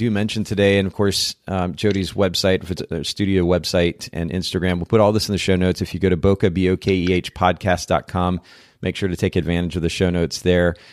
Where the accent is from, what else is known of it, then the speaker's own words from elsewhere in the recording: Japan; So I grew up in Japan.